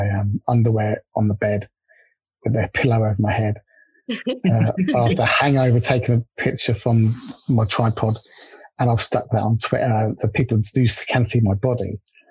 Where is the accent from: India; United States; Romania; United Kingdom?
United Kingdom; England; accent: English; there's little old me from England, with my little English accent.